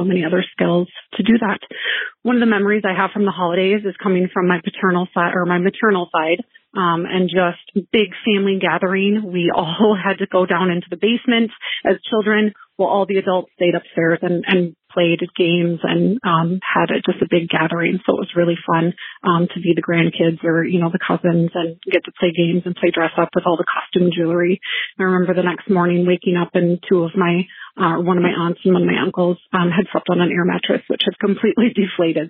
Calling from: Minnesota, United States; I am calling from Minnesota

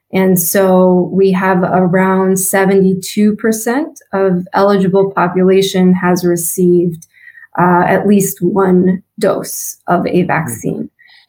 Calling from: Woburn, Massachusetts, United States; I'm calling in from Woburn, Massachusetts, which is just outside of Boston.

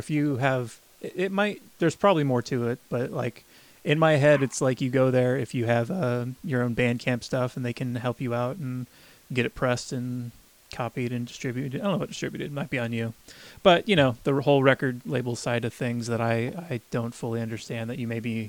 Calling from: Davis, California, United States; I'm calling from a place called Davis. It's just outside of Sacramento.

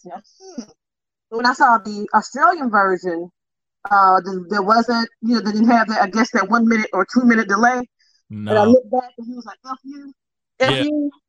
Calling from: Memphis, Tennessee, United States; Memphis, home of the blues and barbecue.

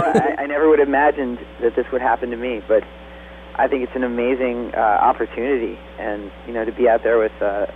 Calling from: Woodstock, New York, United States; Woodstock, New York.

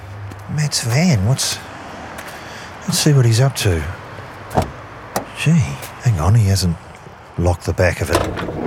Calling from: Australia; I'm calling from Australia for the podcast...

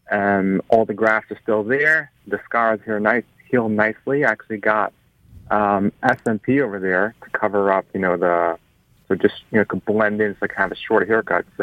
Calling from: New York, United States; Hey there … from New York.

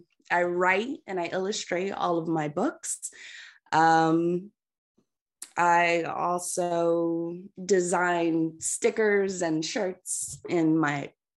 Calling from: California, United States; I'm coming in from Southern California, so it's still early here, trying to get the coffee in.

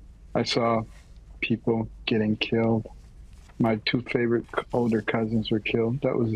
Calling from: Virginia, United States; I'm actually at my home studio in Virginia.

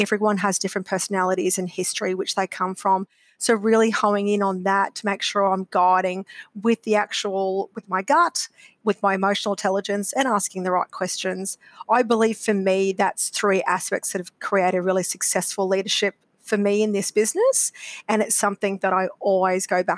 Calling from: Brisbane, Queensland, Australia; I am coming from Brisbane today.

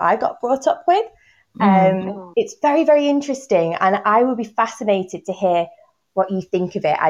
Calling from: Manchester, North West England, United Kingdom; I'm calling in from Manchester. Yeah, RE teacher here.

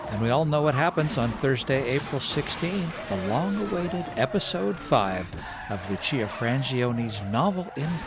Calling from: Prince George, British Columbia, Canada; also born or lived in Lac La Biche, Canada; I'm calling from Prince George, BC, by way of Lac La Biche, Alberta.

